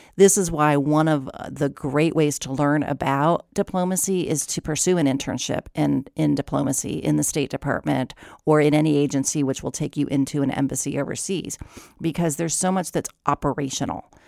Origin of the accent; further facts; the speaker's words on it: Ohio, United States; moved away; I'm from Ohio.